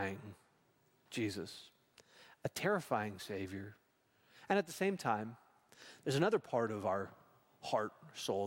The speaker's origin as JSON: {"language": "English", "region": "Saskatchewan", "country": "Canada", "tie": "born or raised there", "said": "I grew up in Saskatchewan."}